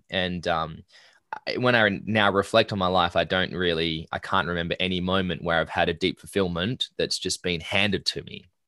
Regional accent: Perth Hills, Western Australia, Australia; I grew up in the Perth Hills.

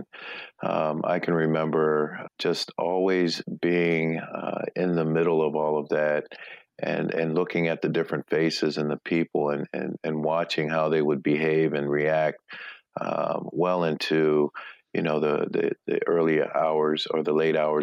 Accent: Akron, Ohio, United States; I was born and raised in Akron, Ohio. It's my hometown

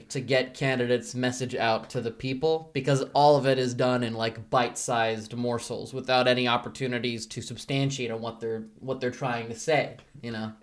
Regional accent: Bosnia & Herzegovina; moved away; I'm originally from Bosnia and Herzegovina, but I, uh, swam all the way here

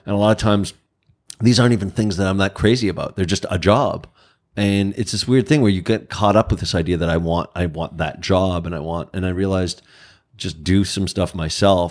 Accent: Canada; I'm Canadian

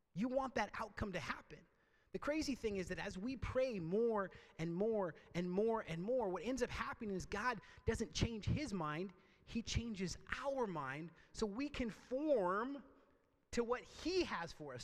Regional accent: Port Angeles, Washington, United States; also born or lived in Oregon; my hometown of Port Angeles on a lake that I knew really well called Lake Sutherland

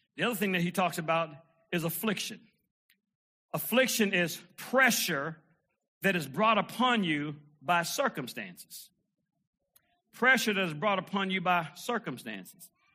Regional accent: Detroit, Michigan, United States; I remember being a little kid, man, and uh, growing up in Detroit

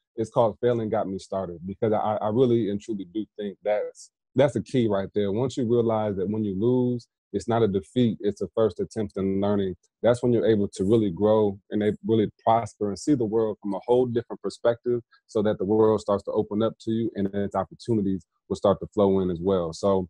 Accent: Indiana, United States; now in South Carolina, United States; I'm in South Carolina now and have some folks I'm looking to work with in Indiana as well, back in my hometown.

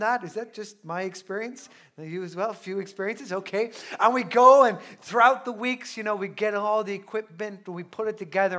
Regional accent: Newbridge, Leinster, Ireland; I'm a culty from Newbridge in County Kildare, and, uh, I grew up in, in Newbridge

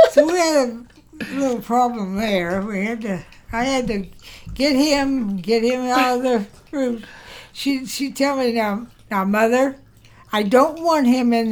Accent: Prestonsburg, Kentucky, United States; born there; I think it was Prestonsburg, Kentucky.

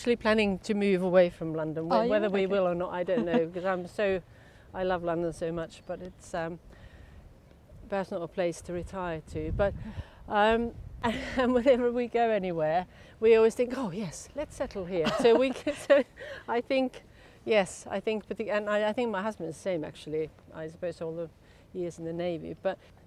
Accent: Tampere, Pirkanmaa, Finland; English is a second language; moved away as an adult; also born or lived in Stockholm, Sweden / Portsmouth, United Kingdom; now in United Kingdom; Where I grew up in Tampere, we are between two vast lakes

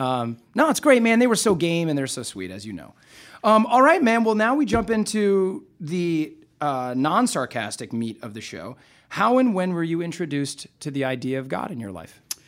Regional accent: Nebraska, United States; I grew up in Nebraska

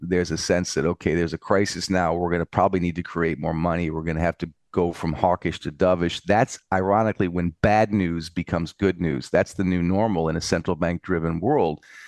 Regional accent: United States; now in Europe; I'm in Europe, but I'm an American

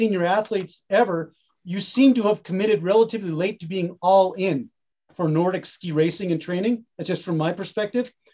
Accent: Boxborough, Massachusetts, United States; I grew up just outside of Acton, Boxborough, Massachusetts.

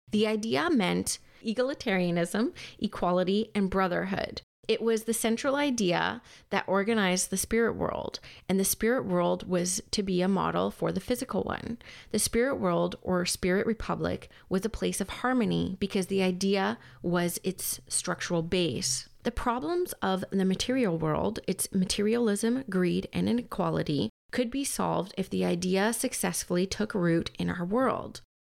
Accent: Canada; even though I'm Canadian and I was forced to learn French for, like, six years

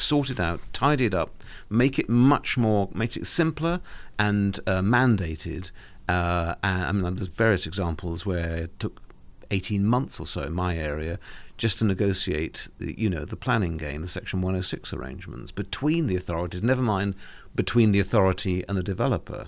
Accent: Cornwall, South West England, United Kingdom; I'm Cornish

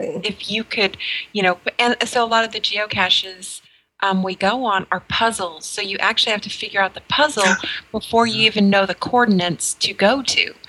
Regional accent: New Mexico, United States; moved away; I grew up in New Mexico, and I grew up right off the Navajo reservation

